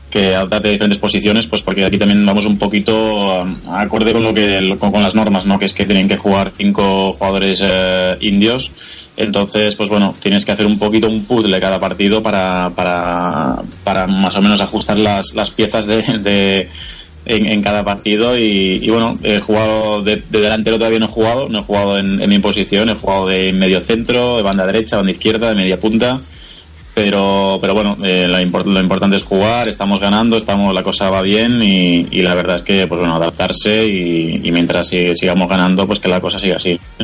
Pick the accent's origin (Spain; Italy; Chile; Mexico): Spain; moved away as an adult; now in Kolkata, India; somos seis españoles